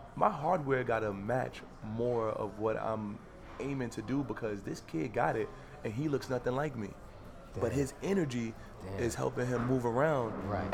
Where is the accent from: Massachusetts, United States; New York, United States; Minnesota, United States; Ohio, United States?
New York, United States; Harlem; By 2013, 14, because I'm from Harlem anyway, so my mother always, she cursed me. Because when you from Harlem, you dress like hip-hop videos.